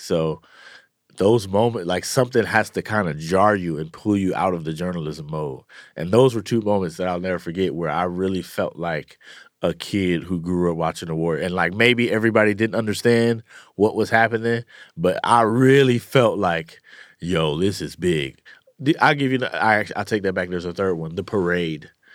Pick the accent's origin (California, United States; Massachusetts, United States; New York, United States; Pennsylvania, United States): California, United States; Oakland; I grew up in the, uh, you know, in East Oakland